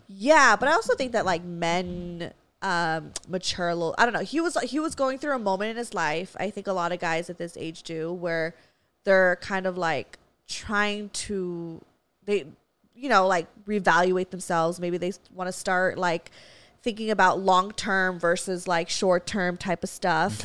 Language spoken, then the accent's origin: English; Valencia, California, United States; I grew up in Valencia. We have hella Walmarts